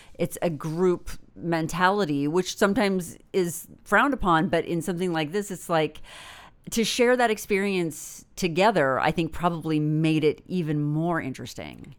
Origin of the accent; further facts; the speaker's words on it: Northern California, United States; I'm from Northern California, and w, we lived in the shadow of Mount Shasta